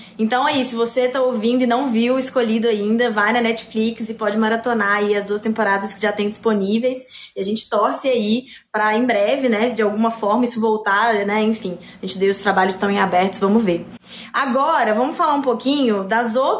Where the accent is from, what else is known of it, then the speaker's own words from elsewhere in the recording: Belo Horizonte, Minas Gerais, Brazil; now in São Paulo, Brazil; eu também sou de BH